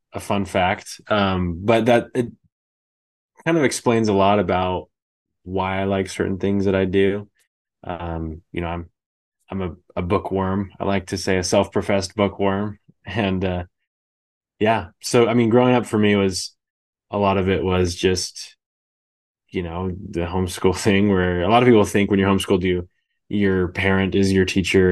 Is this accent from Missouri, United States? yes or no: no; Bay Area, California, United States; moved away as an adult; now in Idaho, United States; I grew up in the Bay Area